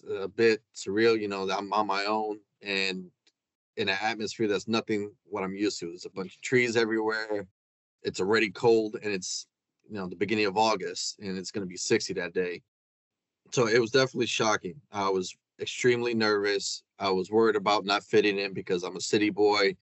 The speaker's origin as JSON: {"language": "English", "town": "New York City", "region": "New York", "country": "United States", "tie": "born or raised there", "also_born_or_lived": "Potsdam, New York", "moved": "as an adult", "lives_now": "Florida, United States", "said": "Yeah, I'm originally from Williamsburg, Brooklyn, born there and been there all of 22 years before I moved down here. My family still lives up there."}